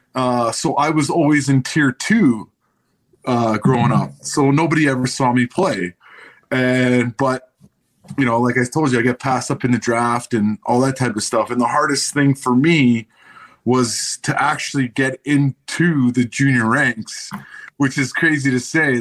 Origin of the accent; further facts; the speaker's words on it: Vancouver, British Columbia, Canada; moved away; play junior hockey for my hometown team